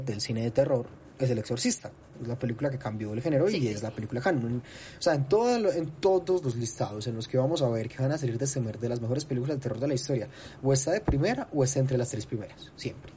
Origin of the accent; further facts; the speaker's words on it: Colombia; como cinéfilo colombiano